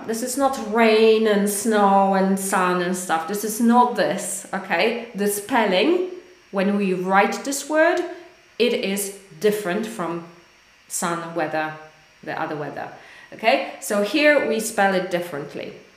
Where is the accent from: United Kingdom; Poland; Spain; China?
Poland; English is a second language; I am from Poland, but we speak English